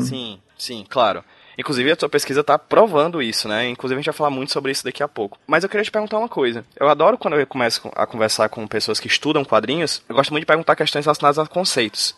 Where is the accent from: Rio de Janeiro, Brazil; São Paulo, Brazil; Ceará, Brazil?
Ceará, Brazil; Hoje eu estou aqui no Ceará, minha terrinha